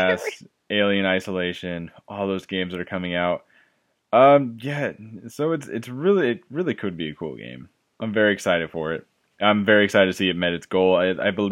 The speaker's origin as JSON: {"language": "English", "town": "Imperial", "region": "California", "country": "United States", "also_born_or_lived": "Fullerton, California", "said": "when I was gonna move from Fullerton back to Imperial"}